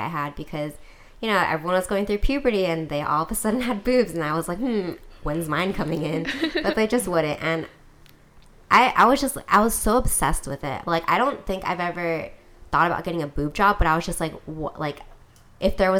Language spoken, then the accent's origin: English; Hawaii, United States; I'm from Hawaii